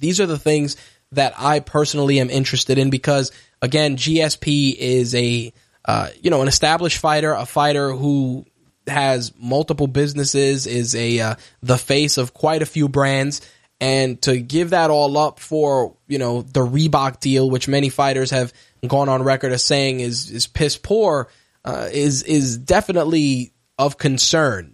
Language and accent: English; New York, United States; as a New Yorker